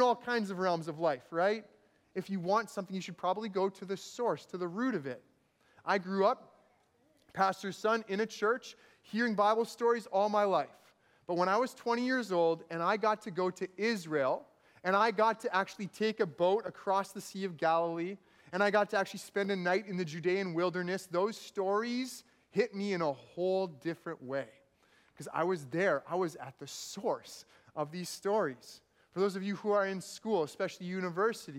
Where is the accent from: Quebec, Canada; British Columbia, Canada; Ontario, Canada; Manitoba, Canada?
Manitoba, Canada; now in Vancouver, Canada; growing up in Manitoba, we had these thunderstorms